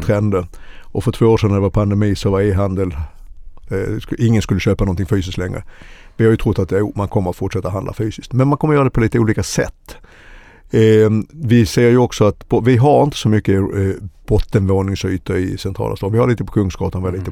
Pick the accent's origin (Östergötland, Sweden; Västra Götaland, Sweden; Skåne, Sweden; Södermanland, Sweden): Skåne, Sweden; Helsingborg; now in Stockholm, Sweden; jag är egentligen född i Skåne, Helsingborg, men har bott i Stockholm i över 40 år